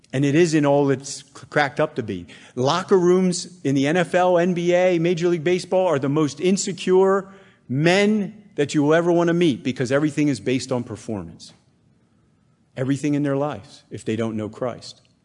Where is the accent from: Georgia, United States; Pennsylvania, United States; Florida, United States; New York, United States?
Pennsylvania, United States; Bethlehem; I was raised in Bethlehem, Pennsylvania